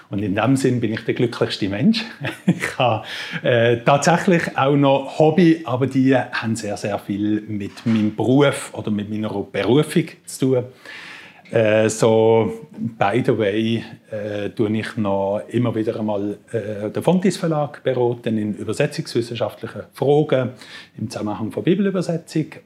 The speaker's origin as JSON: {"language": "German", "region": "Basel area", "country": "Switzerland", "tie": "born or raised there", "said": "Ich komme aus der Gegend von Basel. Dort bin ich aufgewachsen, Dort habe ich äh, meine obligatorische Schulzeit auch verbracht"}